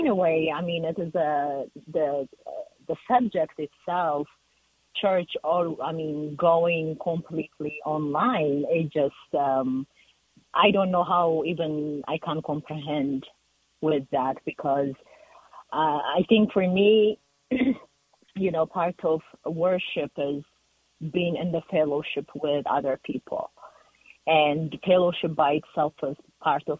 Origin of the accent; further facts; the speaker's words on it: Ethiopia; now in Denver, United States; I'm from Ethiopia